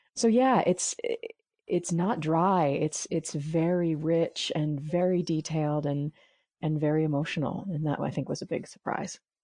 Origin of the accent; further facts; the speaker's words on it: New York City, New York, United States; being a New Yorker, uh, I knew how to pronounce a lot of the Dutch names